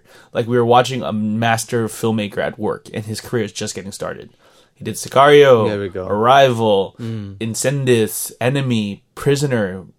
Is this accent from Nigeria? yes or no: no; Sweden; Hi, Georgie. I'm from Sweden.